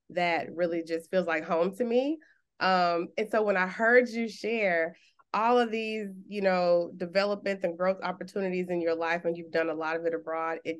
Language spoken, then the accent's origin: English; Houston, Texas, United States; I'm from Houston, Texas